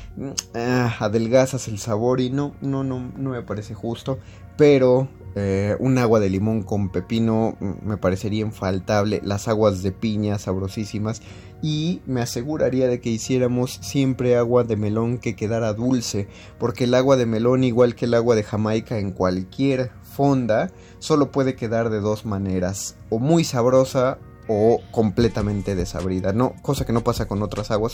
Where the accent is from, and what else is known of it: Zapotlán el Grande, Jalisco, Mexico; born or raised there